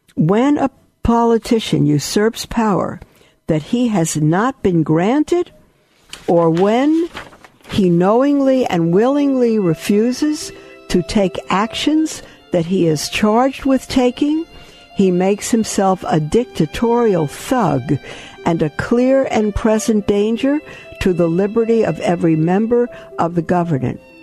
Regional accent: United States; I'm an American.

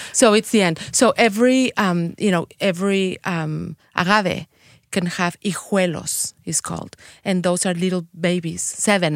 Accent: Mexico City, Mexico; English is a second language; moved away as an adult; also born or lived in Guadalajara; now in Saint Louis, United States; am from Mexico City. I was born in Mexico

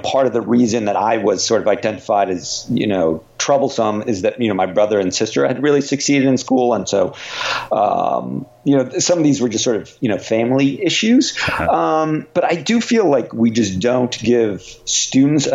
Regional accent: United States; because I live here and you know, grew up here and so feel, you know, I am really American

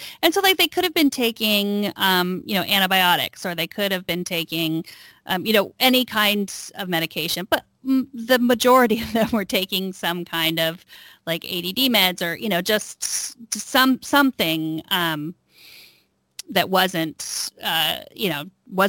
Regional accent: Texas, United States; now in Northern California, United States; I grew up in Texas

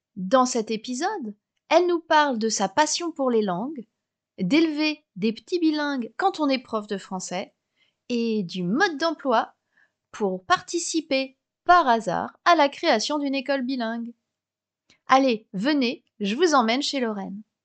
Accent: Melbourne, Victoria, Australia; first language English; French is a second language; je suis australienne de Melbourne. alors, c'est ma ville natale, mais j'ai passé plusieurs années à l'étranger.

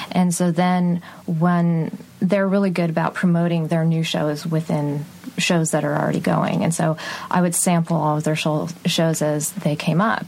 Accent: Texas, United States; I grew up in Texas

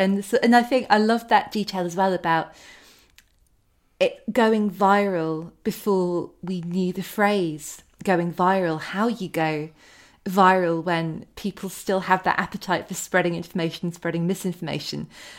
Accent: United Kingdom; I think as well, as a British reader, that world is still, it seems so exotic and glamorous to me.

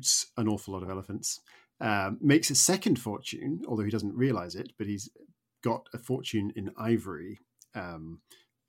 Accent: suburban town north of New York, United States; now in United Kingdom; I grew up in America and I lived for 10 years in a sort of suburban town just north of New York

